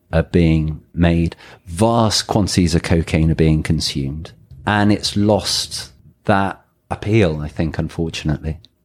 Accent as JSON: {"language": "English", "region": "England", "country": "United Kingdom", "also_born_or_lived": "Thailand", "moved": "yes", "lives_now": "Mexico", "said": "I'm English."}